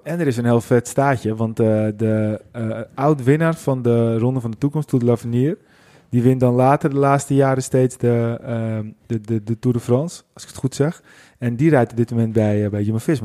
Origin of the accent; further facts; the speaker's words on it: Netherlands; wij zijn als Nederlanders